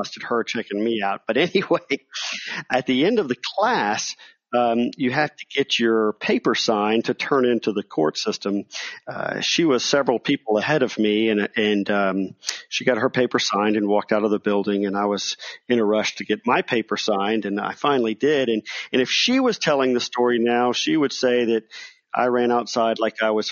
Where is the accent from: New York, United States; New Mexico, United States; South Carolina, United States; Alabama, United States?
South Carolina, United States; Charleston; moved away as an adult; also born or lived in North Georgia; I am originally from Charleston, South Carolina